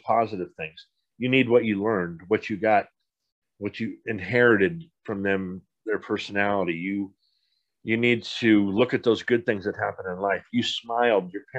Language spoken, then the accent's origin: English; Poway, California, United States; also born or lived in Seattle, Washington; I grew up in San Diego. How many people in the world could say that? And I grew up in Poway